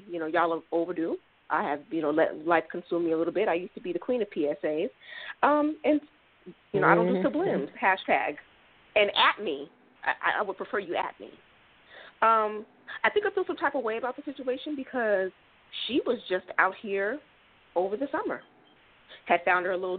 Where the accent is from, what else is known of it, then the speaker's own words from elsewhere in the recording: Sacramento, California, United States; moved away as an adult; also born or lived in Mobile, Alabama / Melbourne, Florida / Rochester, New York; now in Texas, United States; I was born and raised in Sacramento, California